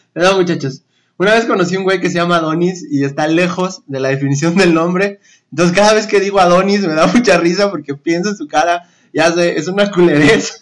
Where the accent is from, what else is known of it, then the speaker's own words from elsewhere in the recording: Mexico City, Mexico; En la Ciudad de México tenemos, creo que la playa más cercana como a 5 o 6 horas